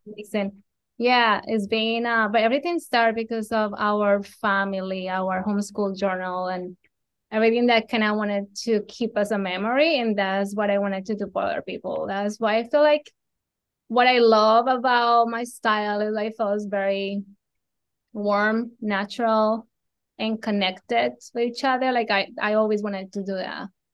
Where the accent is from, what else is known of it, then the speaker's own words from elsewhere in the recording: Colombia; moved away as an adult; I am from Colombia. I was born, raised there.